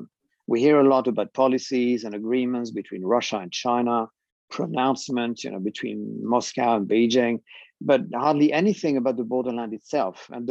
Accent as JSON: {"language": "English", "country": "France", "tie": "born or raised there", "moved": "as an adult", "said": "I was born and raised in France."}